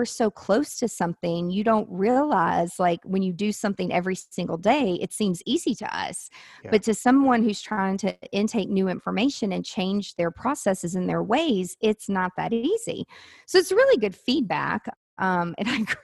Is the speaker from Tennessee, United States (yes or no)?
yes; Nashville, Tennessee, United States; I'm from Nashville. I live in Nashville